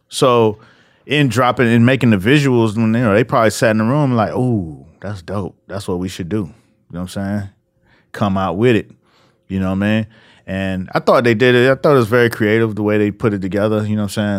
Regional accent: Miami, Florida, United States; moved away; also born or lived in New York; I'm from Miami

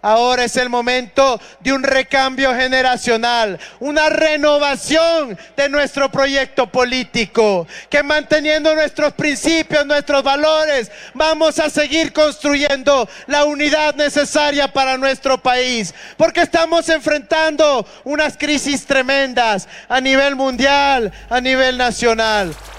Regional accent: Ecuador; Yo estoy orgulloso de donde vengo.

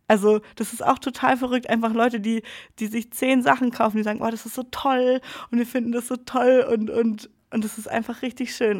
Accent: Freiburg, Baden-Württemberg, Germany; moved away as an adult; now in Pforzheim, Germany; in meiner Heimat in Freiburg

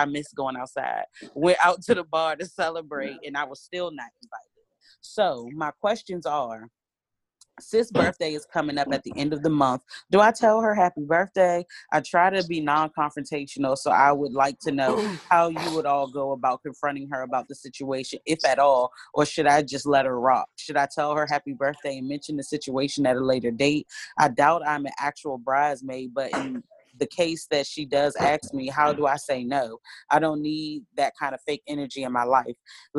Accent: North Carolina, United States; I'm from North Carolina. Hey girl, this one from North Carolina. So listening to y'all lingo and accents crack me up.

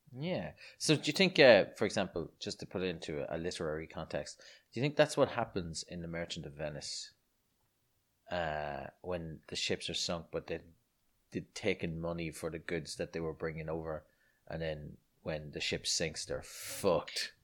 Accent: Ireland; growing up in Ireland in the, in the seventies, sorry, the seventies, I was born in nineteen eighty-one, but in the eighties and nineties

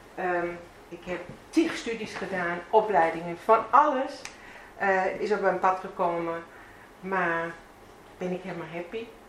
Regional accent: Bavaria, Germany; Dutch is a second language; moved away as an adult; also born or lived in Veendam, Netherlands; now in Netherlands; Ik kom zelf uit Zuid-Duitsland

